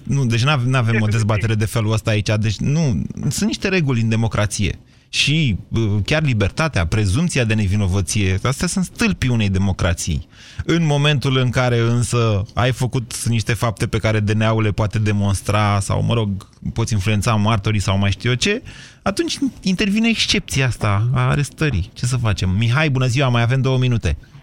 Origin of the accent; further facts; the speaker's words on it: Drobeta-Turnu Severin, Mehedinți County, Romania; pe noi severineni